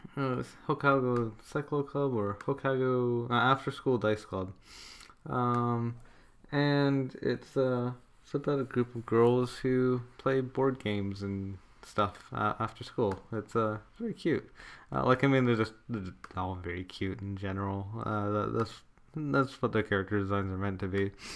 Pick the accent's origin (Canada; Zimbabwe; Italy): Canada; my home country of Canada